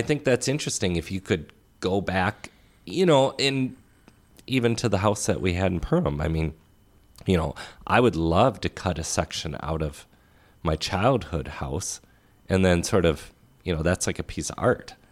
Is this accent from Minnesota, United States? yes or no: yes; Crystal, Minnesota, United States; growing up in Crystal